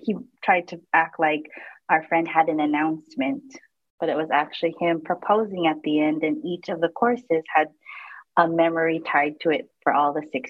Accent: San Diego, California, United States; Okay, so I grew up in San Diego, California, born and raised there.

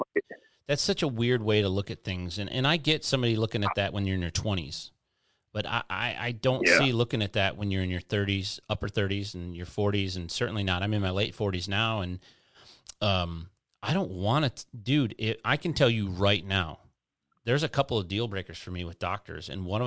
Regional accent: United States; I'm a meat eater. I'm an American man. I'm a mechanic.

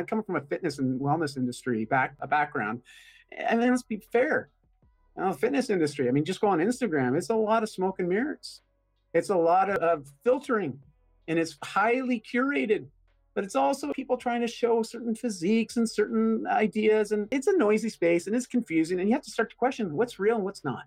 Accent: Canada; first language English; I'm Canadian.

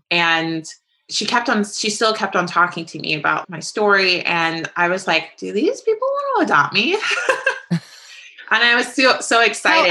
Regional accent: St. Louis, Missouri, United States; also born or lived in Atlanta; I was born and raised in St. Louis. I did do a brief stint in Atlanta

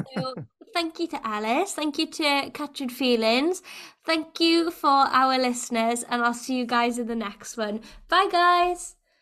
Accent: Wales, United Kingdom; older generations of Welsh people

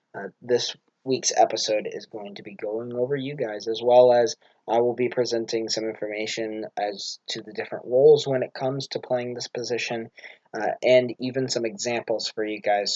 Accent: United States

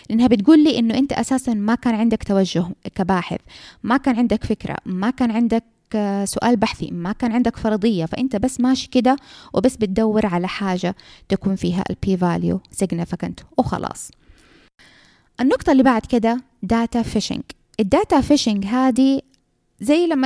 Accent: Saudi Arabia; حتى عندنا في السعوديه لو اف دي اي ما وافقت معناها الدواء هذا احنا ما حنستعمله

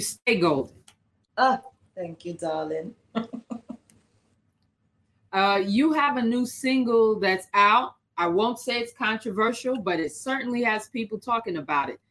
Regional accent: Jamaica; I'm a Jamaican. And here I am thinking about the struggles of my people here in Jamaica

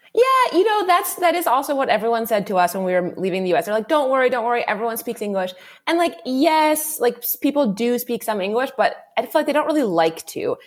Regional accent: D.C., East Coast, United States; moved away as an adult; also born or lived in Ontario, Canada; I'm uh, American originally. Um, I grew up on the East Coast uh, of the US, right outside the capital, Washington, D.C.

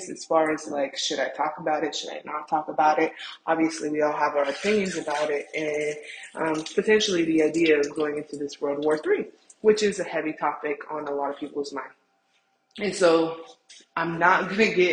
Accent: United States; as an American and in America

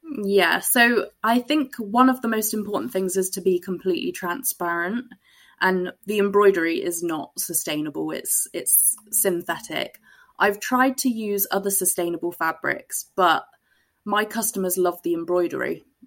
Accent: Glastonbury, South West England, United Kingdom; I was brought up in Glastonbury

